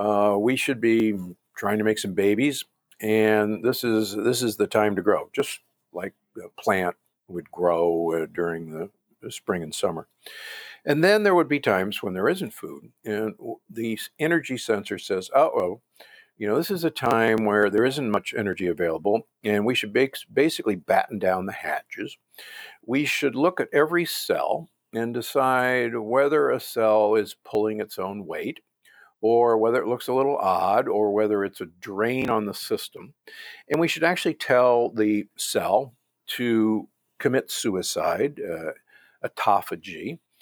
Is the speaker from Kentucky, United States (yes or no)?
no; Omaha, Nebraska, United States; also born or lived in Milwaukee; I grew up in Omaha and Milwaukee. So I grew up the beef state is what Nebraska is called.